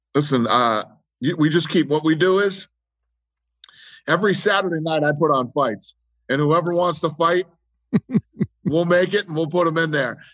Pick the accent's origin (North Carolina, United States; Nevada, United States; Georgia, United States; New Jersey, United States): Nevada, United States; Las Vegas; I grew up here in Vegas